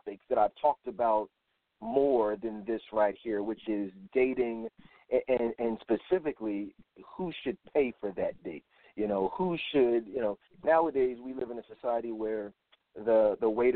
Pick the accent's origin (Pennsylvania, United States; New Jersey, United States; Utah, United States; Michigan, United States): Pennsylvania, United States; Philadelphia; I'm from Philadelphia.